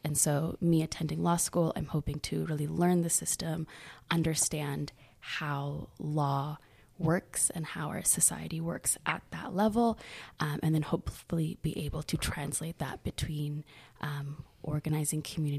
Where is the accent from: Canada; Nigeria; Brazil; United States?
Canada; Halifax, Nova Scotia; And I've been involved in that a little bit in my hometown, Halifax, Nova Scotia.